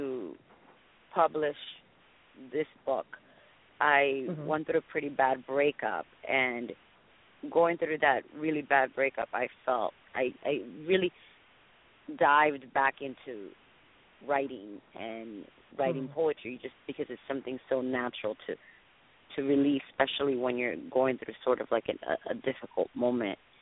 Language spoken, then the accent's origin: English; Miami, Florida, United States; also born or lived in Dominican Republic; now in Los Angeles, United States; I'm Dominican. I was born in Dominican Republic. and I was raised in Miami